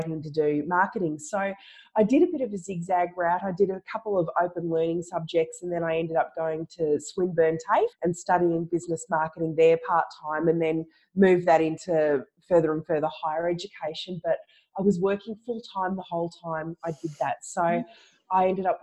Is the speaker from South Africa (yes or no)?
no; Ballarat, Victoria, Australia; also born or lived in Melbourne, Australia; I mostly grew up in Ballarat, and we come from a bit of a farming family.